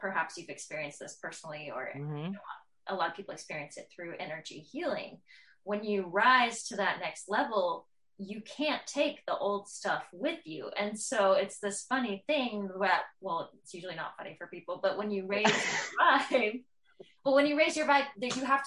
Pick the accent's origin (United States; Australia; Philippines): United States; Tennessee; I'm from Tennessee